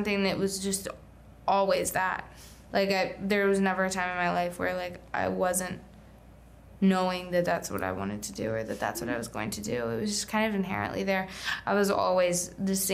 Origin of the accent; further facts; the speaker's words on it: Charlotte, North Carolina, United States; moved away; I grew up in North Carolina